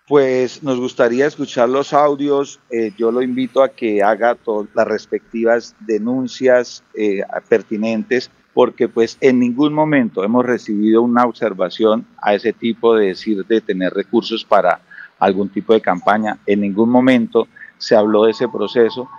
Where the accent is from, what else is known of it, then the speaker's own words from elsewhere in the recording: Santander, Colombia; Somos santandereanos